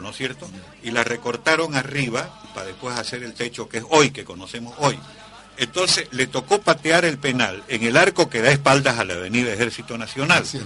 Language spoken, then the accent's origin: Spanish; Santa Cruz, Bolivia; me siento orgulloso como cruceño